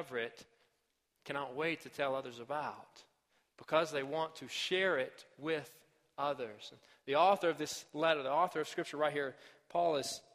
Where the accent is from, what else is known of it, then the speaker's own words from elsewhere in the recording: Arkansas, United States; My home state of Arkansas